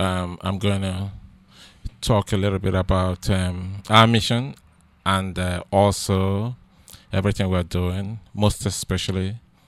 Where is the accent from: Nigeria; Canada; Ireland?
Nigeria; now in United States; I came from Nigeria to the United States, and it's totally different between what goes on here and what transpires in Nigeria.